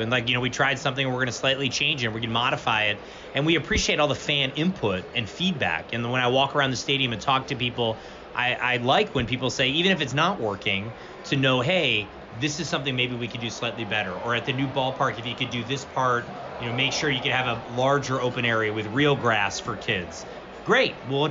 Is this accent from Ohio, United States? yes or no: yes; Cleveland, Ohio, United States; moved away; I saw that growing up in Cleveland when the Browns left.